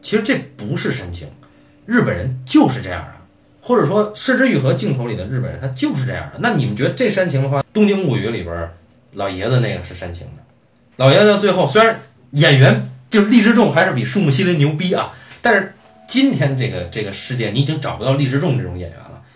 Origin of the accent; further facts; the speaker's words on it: China; 我们中国人